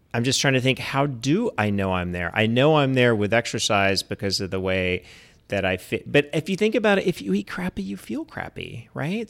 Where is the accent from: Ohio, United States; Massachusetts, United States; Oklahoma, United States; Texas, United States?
Texas, United States; East; I grew up in East Texas